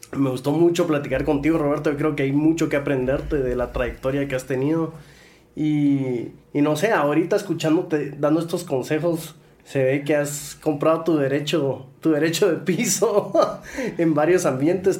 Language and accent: Spanish; Guatemala; los que están en este, en este lado de la silla somos chapines